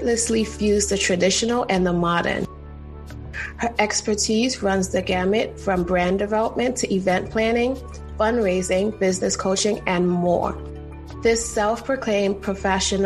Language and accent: English; Trinidad & Tobago; I'm from Trinidad